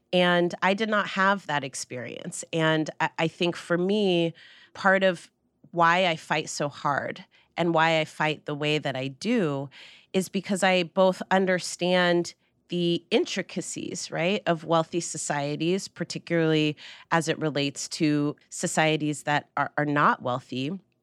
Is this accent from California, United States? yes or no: yes; Marin County, California, United States; Marin County, which is where I grew up.